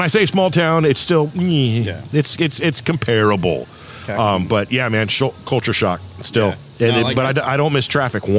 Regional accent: Thousand Oaks, California, United States; now in Medford, United States; But I grew up in a town called Thousand Oaks, California, which is about 30 minutes north with no traffic of LA. And Thousand Oaks, when I grew up in the late 70s and the 80s, was then what Medford is today.

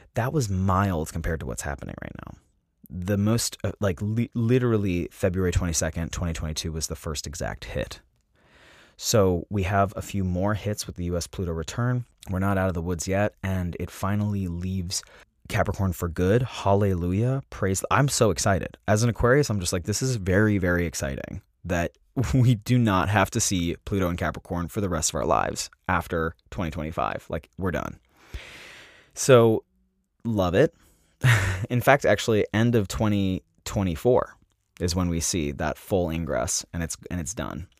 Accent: Salt Lake City, Utah, United States; moved away; also born or lived in San Diego; I grew up in Salt Lake City, Utah

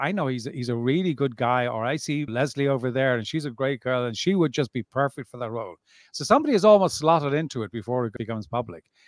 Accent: Dublin, Leinster, Ireland; now in South of France, France; born and bred in Dublin

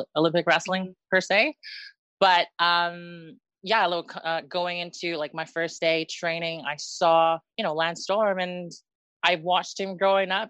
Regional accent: Northwest Territories, Canada; also born or lived in Philippines / United States; now in Wales, United Kingdom; I was born in the Philippines and then okay. my family, yeah, my family um immigrated to Canada. Um okay. in Northwest Ter- yeah, in Northwest Territories

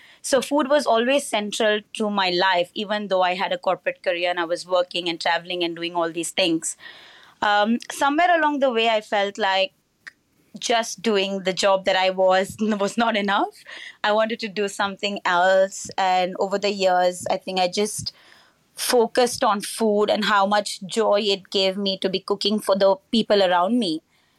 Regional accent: Goa, India; So I was born and raised in Goa in India, with what I call all the joys of small town life. Great beaches, great seafood.

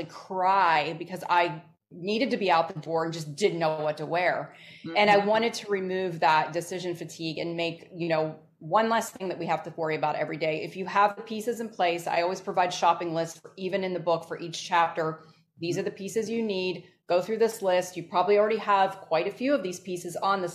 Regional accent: Northeast, United States; I grew up in the Northeast

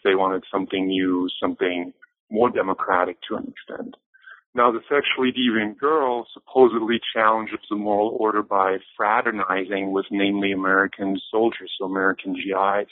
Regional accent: a small village outside of Bayreuth, northern Bavaria, Germany; English is a second language; moved away; also born or lived in Erlangen; I grew up in Germany, more precisely in a, in a small village outside of Bayreuth, so in northern Bavaria.

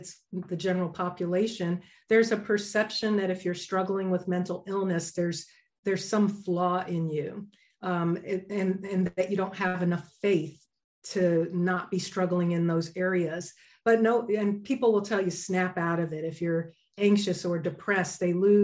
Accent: New York, United States; also born or lived in Denver, Colorado; now in Southern California, United States; I'm originally from New York.

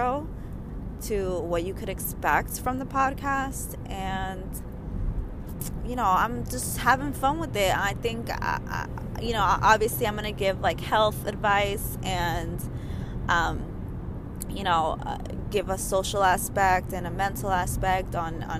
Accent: New York, United States; I'm from New York.

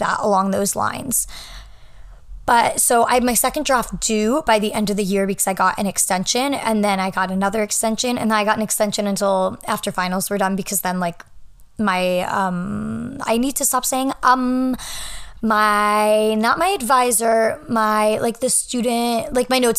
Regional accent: New Hampshire, United States; moved away as an adult; now in New York City, United States; I am at my family's home in New Hampshire, which is where I'm from

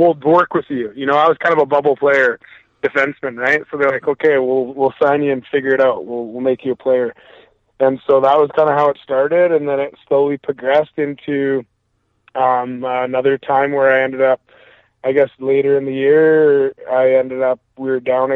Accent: Maple Ridge, British Columbia, Canada; I grew up, born and raised in Maple Ridge, British Columbia

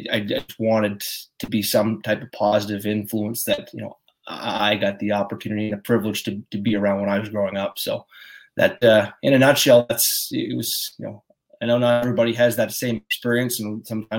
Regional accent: Pictou County, Nova Scotia, Canada; also born or lived in New Glasgow, Nova Scotia; born and raised in Pictou County, as many like to just simplify to Pictou, but I'm from the McCollins Brook area, which is a little more about 10 minutes out of New Glasgow

